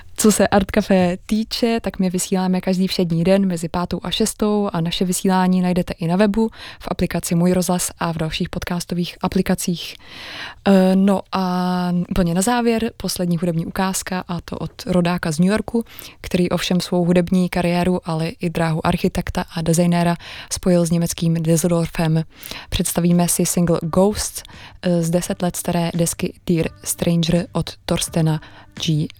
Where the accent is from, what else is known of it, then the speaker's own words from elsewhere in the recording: Prague, Czechia; jsem se narodila v Praze